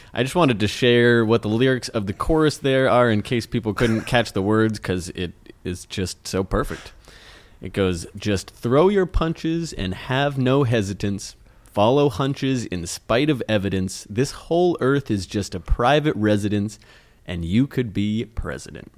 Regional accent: United States

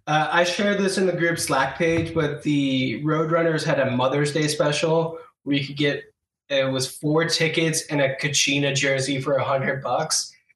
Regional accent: Western New York, United States; growing up in Western New York

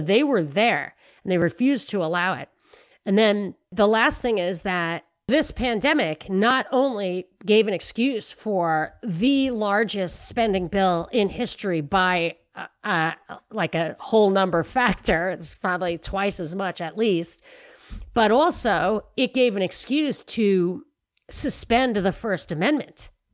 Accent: New York City, New York, United States; moved away; I'm from New York.

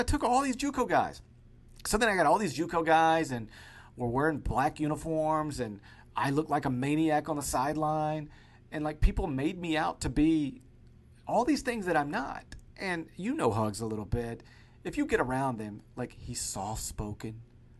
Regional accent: Memphis, Tennessee, United States; Like, I grew up in the Memphis area.

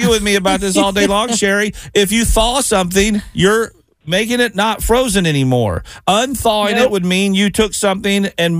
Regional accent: the South, United States; now in Cincinnati, United States; growing up in the South.

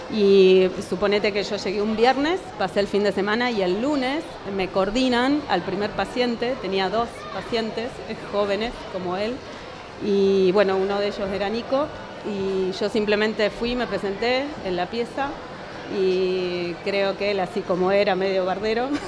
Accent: Córdoba, Argentina; moved away as an adult; now in Mar del Plata, Argentina; yo llegué a Mar del Plata en el 99, soy cordobesa.

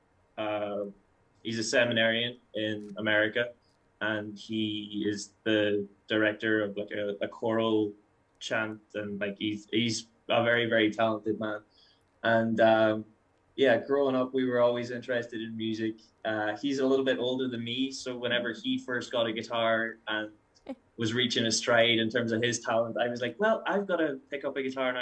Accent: Derry, Northern Ireland, United Kingdom; moved away as an adult; now in Calgary, Canada; I'm from Derry in the north of Ireland, and I moved to Canada in mid-June last year.

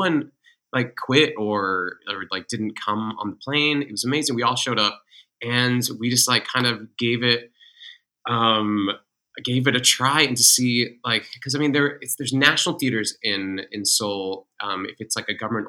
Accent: England, United Kingdom; moved away; also born or lived in Massachusetts / Kansas City / New York; My mom's British. And so I grew up in England

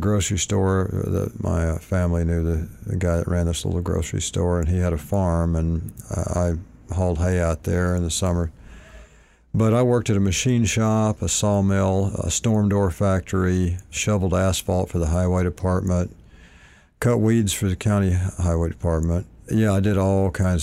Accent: Malvern, Arkansas, United States; moved away as an adult; also born or lived in Hot Springs, Arkansas / Houston, Texas; now in California, United States; I was born in Hot Springs, raised in a town called Malvern

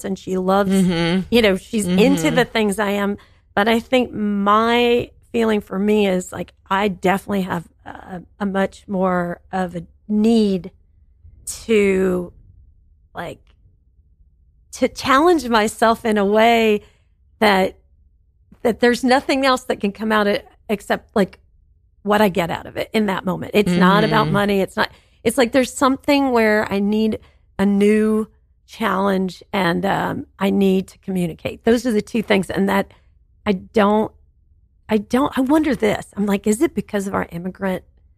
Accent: Tennessee, United States; growing up in Tennessee

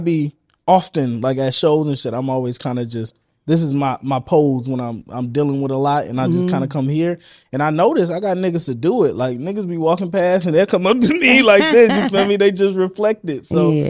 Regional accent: Vallejo, California, United States; Vallejo. Yeah.

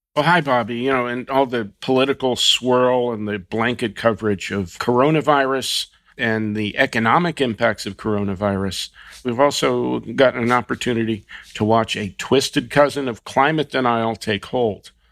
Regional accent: New Jersey, United States; a special Jersey edition in honor of my home state

